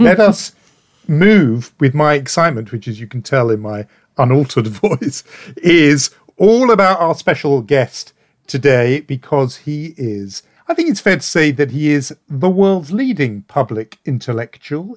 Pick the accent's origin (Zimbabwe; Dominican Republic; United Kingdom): United Kingdom; as a Brit